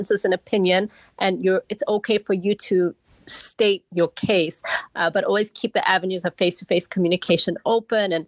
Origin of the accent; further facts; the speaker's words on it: Malawi; now in United States; I grew up in Malawi in the long way, I grew up in a very community-centered where everybody was kind of part of my life